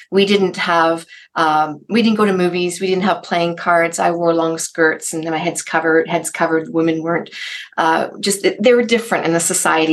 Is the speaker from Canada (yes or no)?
yes; Canada; I'm from Canada